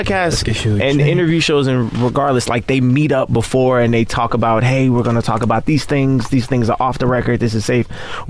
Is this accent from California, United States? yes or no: no; Kansas City, Missouri, United States; I'm from Kansas City, Missouri. It's a lot like Queens.